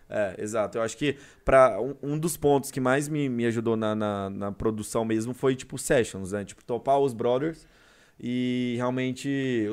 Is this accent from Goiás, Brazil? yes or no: yes; Goiânia, Goiás, Brazil; also born or lived in Curitiba; sou goiano mesmo. Uhum. Nasci aqui, minha família é daqui.